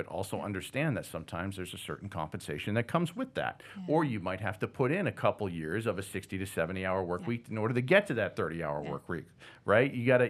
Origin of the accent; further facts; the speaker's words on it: Northeast, United States; growing up in the Northeast, it's all about professional sports.